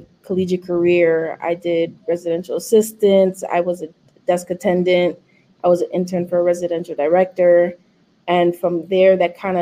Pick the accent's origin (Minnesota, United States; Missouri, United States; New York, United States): New York, United States; New York City; I was born and raised in Manhattan until I was 7. And I moved to the Bronx when I was, I think at 7. And then I stayed in East Western side of the Bronx and then moved to the South Bronx when I was like 14